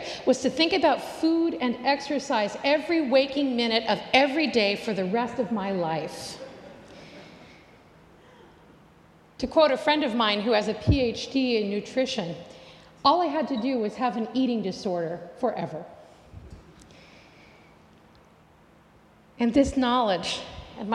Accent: United States; As an American

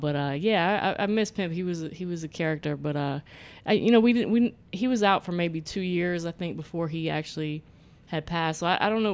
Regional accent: Florida, United States; I grew up in Florida

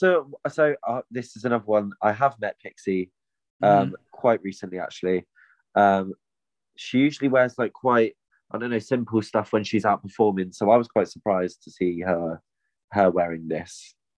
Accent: Plymouth, South West England, United Kingdom; my hometown of Plymouth

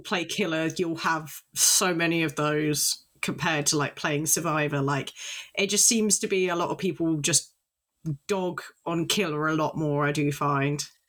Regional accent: United Kingdom; I'm British

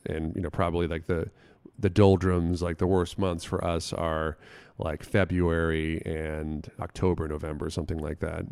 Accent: Florida, United States; moved away; where I grew up in Florida

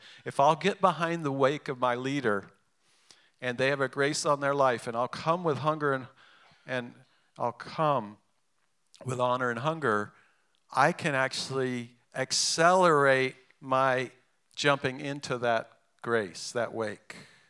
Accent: England, United Kingdom; born there; I'm half English. My mother's English. I was born in England. And in England, it's bad form to talk about money.

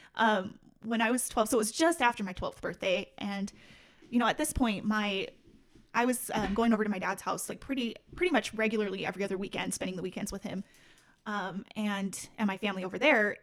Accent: Salt Lake City, Utah, United States; I'm born and raised in Salt Lake City, Utah

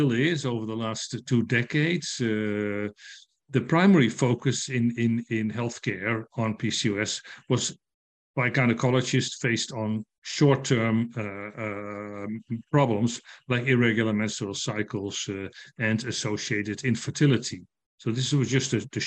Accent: Netherlands; I'm from the Netherlands

